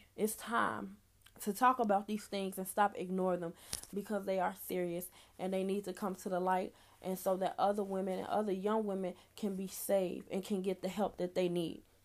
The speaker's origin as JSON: {"language": "English", "town": "Chicago", "region": "Illinois", "country": "United States", "said": "I'm from Chicago, Illinois"}